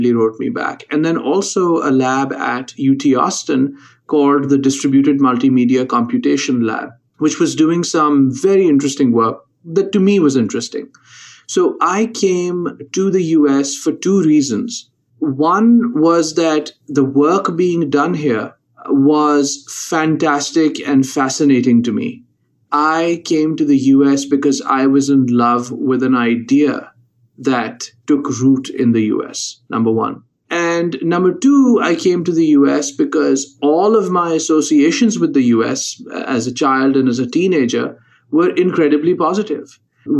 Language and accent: English; Lahore, Punjab, Pakistan; moved away as an adult; now in United States; I'm originally from Lahore, Pakistan, and I went to college very early at the age of 15